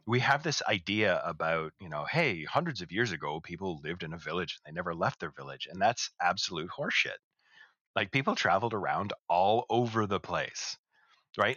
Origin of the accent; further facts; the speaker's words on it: Canada; we're both Canadian